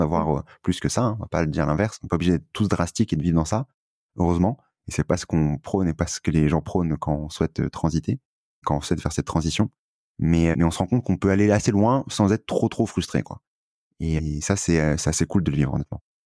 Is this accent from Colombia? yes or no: no; France; on était euh, privilégié en France